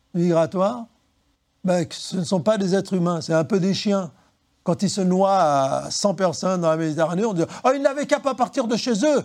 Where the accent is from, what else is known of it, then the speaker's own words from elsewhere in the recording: Lyon, Auvergne-Rhône-Alpes, France; l'école qui est collée aux puces du canal, l'école et Lagrange, c'est mon école maternelle